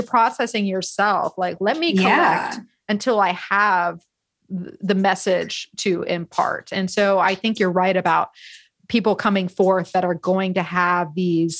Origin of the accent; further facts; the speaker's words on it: Florida, United States; now in California, United States; as someone who grew up, born and raised in Florida, I know it is a special place. But even here in California